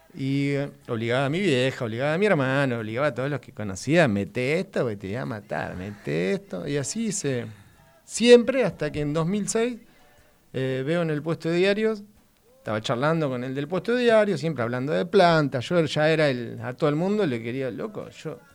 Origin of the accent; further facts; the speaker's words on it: Moreno, Buenos Aires Province, Argentina; also born or lived in Córdoba, Argentina; soy de Moreno y al año me fui a vivir a Córdoba. Viví ahí hasta